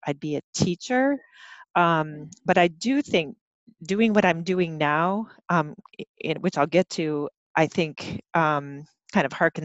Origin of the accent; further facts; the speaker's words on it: Michigan, United States; now in Madison, United States; I'm not from here originally, I'm from Michigan